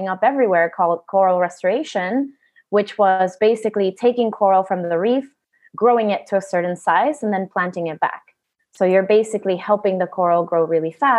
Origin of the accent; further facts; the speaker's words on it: Honduras; also born or lived in United States; now in Utila, Honduras; So I was born in Honduras.